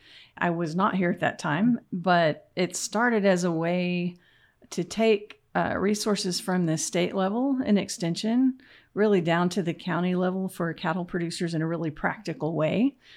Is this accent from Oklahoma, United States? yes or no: yes; Sterling, Oklahoma, United States; moved away as an adult; also born or lived in Texas / Massachusetts / Michigan; So I'm a Southwest Oklahoma girl. I grew up in Sterling and came to OSU for a bachelor's and master's, went to Texas A&M for my PhD, and then went off to the great Northeast and was at the University of Massachusetts